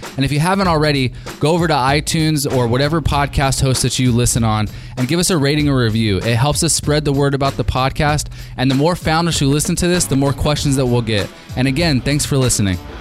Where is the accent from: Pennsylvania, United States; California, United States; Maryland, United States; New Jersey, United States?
California, United States; from California, my hometown